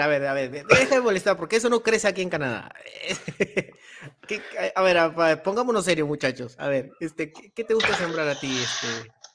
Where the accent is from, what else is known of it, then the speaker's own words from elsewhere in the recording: Peru; yo soy de Perú